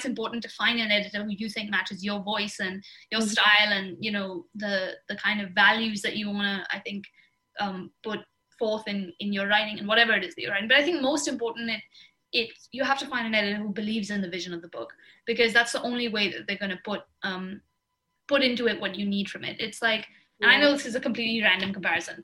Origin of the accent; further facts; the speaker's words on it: Jammu and Kashmir, India; moved away; I grew up in Kashmir, so I had a kind of familial connection to it